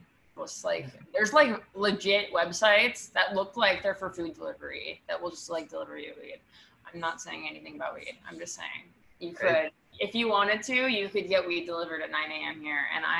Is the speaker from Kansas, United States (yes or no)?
no; New York, United States; I'm from Washington Heights. My parents live in Washington Heights.